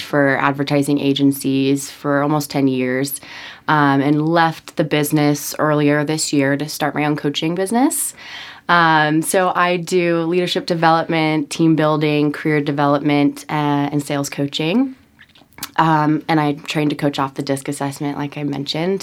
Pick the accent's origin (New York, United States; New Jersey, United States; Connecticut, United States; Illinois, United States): Connecticut, United States; Norwalk; I am from Norwalk, Connecticut, uh, born in a middle class family.